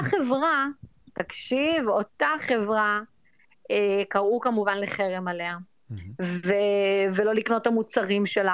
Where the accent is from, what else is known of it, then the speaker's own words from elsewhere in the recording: Israel; now in New York, United States; אני ישראלית, אני יהודייה